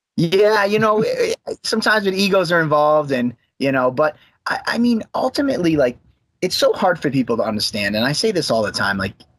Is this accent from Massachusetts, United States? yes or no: yes; Abington, Massachusetts, United States; also born or lived in Brockton, Massachusetts; now in Plymouth, United States; I'm a South Shore guy at heart. I uh, grew up. I went to Abington High School